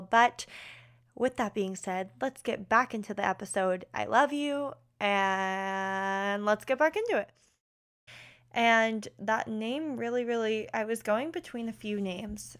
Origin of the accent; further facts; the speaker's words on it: West Chester, Pennsylvania, United States; I'm from Westchester, Pennsylvania, which is about thirty-five minutes outside of Philly